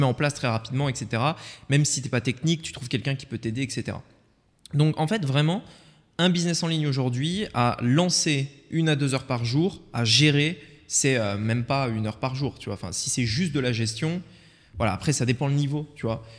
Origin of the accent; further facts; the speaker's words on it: Voiron, Auvergne-Rhône-Alpes, France; moved away; dans la ville dans laquelle on a grandi, en France, Voiron entre Grenoble et Lyon